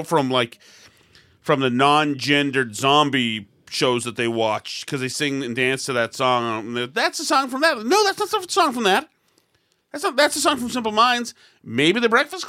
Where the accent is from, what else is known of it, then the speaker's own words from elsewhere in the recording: Winchester, Massachusetts, United States; I grew up in Winchester